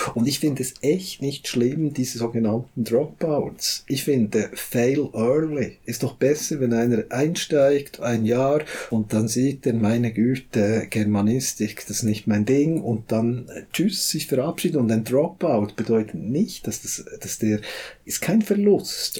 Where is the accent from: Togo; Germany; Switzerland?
Switzerland; bei uns in der Schweiz